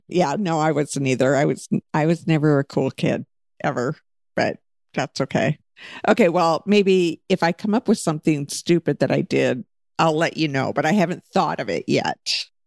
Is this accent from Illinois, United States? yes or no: no; Alaska, United States; we all lived in Alaska when we were young, and then we moved away from Alaska.